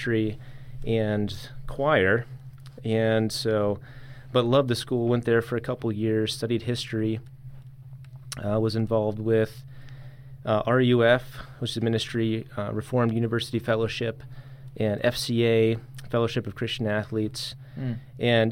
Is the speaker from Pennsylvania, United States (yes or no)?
yes; Erie County, Pennsylvania, United States; moved away as an adult; also born or lived in Tuscaloosa, Alabama / Mississippi; growing up in Erie County